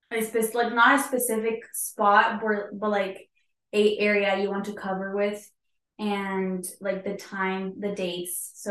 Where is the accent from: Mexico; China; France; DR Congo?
Mexico; moved away as an adult; now in Atlanta, United States; I'm from Mexico, and this is my first year here as a missionary